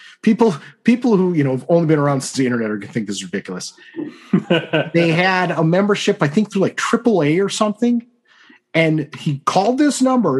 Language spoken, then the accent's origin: English; Iowa, United States; I grew up in Iowa, graduated from high school there in 1991